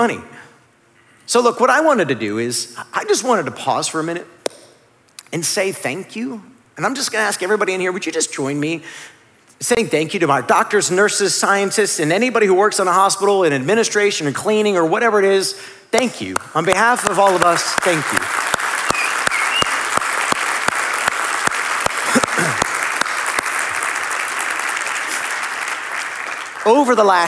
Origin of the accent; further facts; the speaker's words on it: Northeast Ohio, United States; I grew up in Northeast Ohio